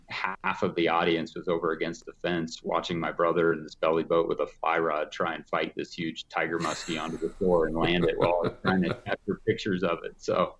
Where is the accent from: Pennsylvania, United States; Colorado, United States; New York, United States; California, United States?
Colorado, United States; Evergreen; So yeah, I grew up fishing on Evergreen Lake.